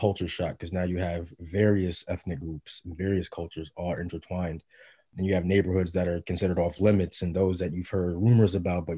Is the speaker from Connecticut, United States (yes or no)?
yes; Bridgeport, Connecticut, United States; moved away as an adult; also born or lived in Mount Vernon, New York / Cincinnati, Ohio; now in Brooklyn, United States; I was born in Mount Vernon, New York, and moved to Cincinnati, Ohio with my mother and father and my sister when I was about three. My mother divorced, separated my father, and me and my sister went with my mother to Bridgeport, Connecticut. And that's where I was predominantly raised